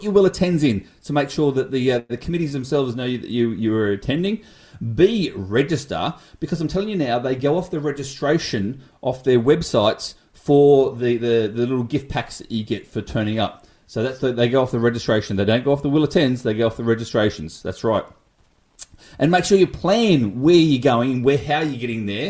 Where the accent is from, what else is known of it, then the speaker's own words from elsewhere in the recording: Wollongong, New South Wales, Australia; the beautiful Wollongong region. And I say it's beautiful because it is my hometown. I love Wollongong